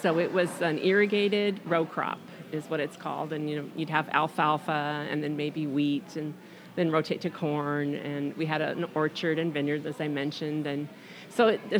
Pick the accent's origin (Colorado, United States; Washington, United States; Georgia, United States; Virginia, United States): Washington, United States; Eastern; moved away as an adult; now in Freeland, United States; I'm originally from Eastern Washington.